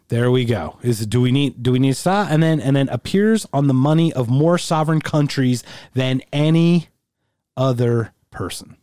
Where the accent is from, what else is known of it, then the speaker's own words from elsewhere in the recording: United States; I'm a first generation American. I was born here, but my parents were both born in Germany.